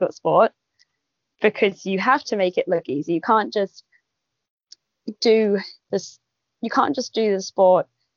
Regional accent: Sydney, New South Wales, Australia; now in Perth, Australia; I grew up in Sydney, and I moved here for the Olympics.

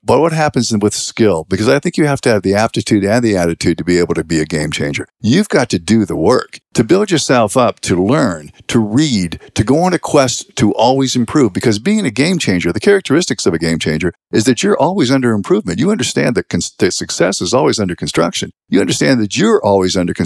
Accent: Western Pennsylvania, United States; we grew up in Western Pennsylvania, a small town, about 3,800 people

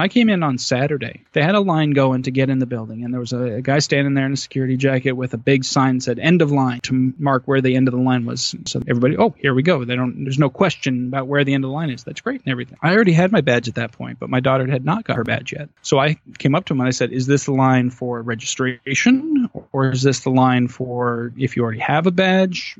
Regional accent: Arizona, United States; now in Toledo, Ohio, United States; it was quite the trip to go back to my home state of Arizona

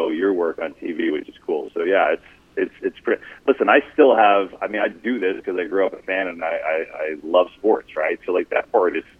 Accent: New Jersey, United States; I grew up in North Jersey

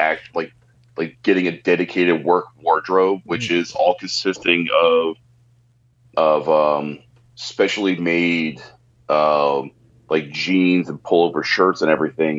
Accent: New Jersey, United States; I'm from New Jersey

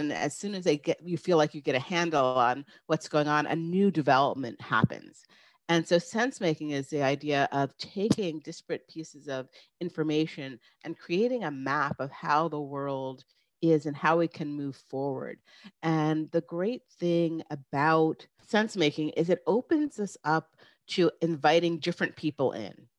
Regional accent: New York, United States; I grew up in New York, about a hour north of the city, so it was a very small town

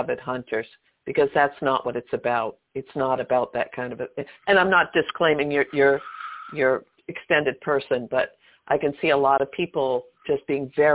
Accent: East Coast, United States; moved away as an adult; I lived on the West Coast, and I grew up on the East Coast

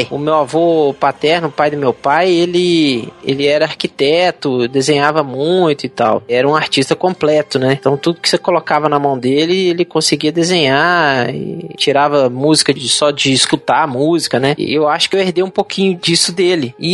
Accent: Juiz de Fora, Minas Gerais, Brazil; quando eu era pequeno, eu passei minha infância em Juiz Fora, né? Que meu avô morava lá

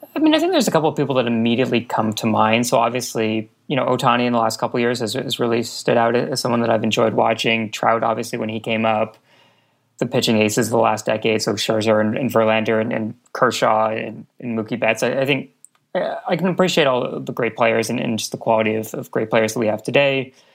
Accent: Montreal, Quebec, Canada; I grew up in Montreal

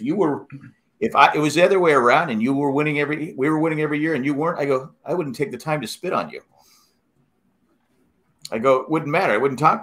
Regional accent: San Diego, California, United States; I'm from San Diego

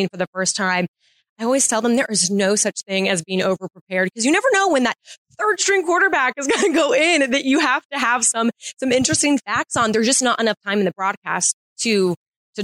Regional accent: Tampa, Florida, United States; growing up in Tampa Bay

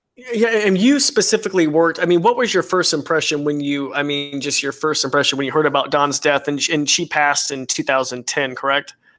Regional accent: Idaho, United States; I grew up in Idaho

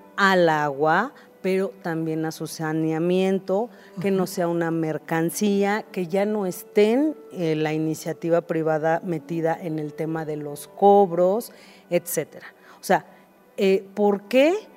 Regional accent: Mexico City, Mexico; Yo soy originaria de Iztapalapa.

